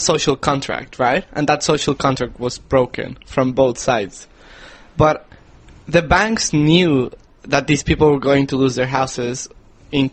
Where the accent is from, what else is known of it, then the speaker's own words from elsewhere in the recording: Mexico; I am from Mexico